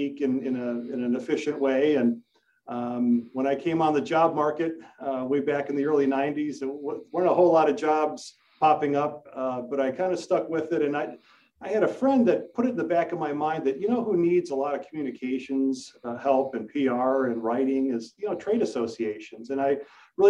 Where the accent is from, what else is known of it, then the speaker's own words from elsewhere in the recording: Bolingbrook, Illinois, United States; also born or lived in Elmhurst, Illinois; I grew up in Bolingbrook, which is about 20 minutes that way, and I live in Elmhurst about 10 minutes this way. So I've been fortunate to be able to stick close to home.